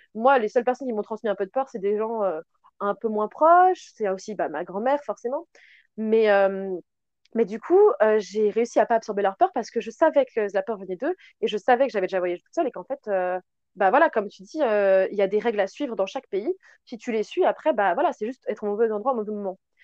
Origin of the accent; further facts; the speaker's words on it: France; on est française